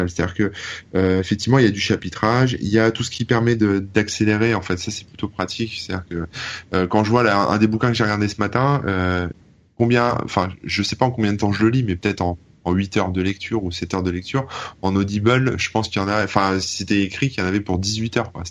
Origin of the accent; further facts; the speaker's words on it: Hauts-de-France, France; accent: Ch'ti; Mais moi je suis pas je suis pas parisien. Moi j'ai un accent ch'ti à la base euh, du nord euh